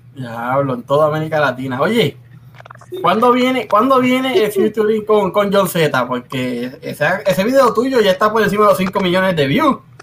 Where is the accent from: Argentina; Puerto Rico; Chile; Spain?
Puerto Rico; also born or lived in Cidra, Puerto Rico / Río Grande, Puerto Rico; yo soy mitad de Río Grande, mitad de barrio Rabanal de Sidra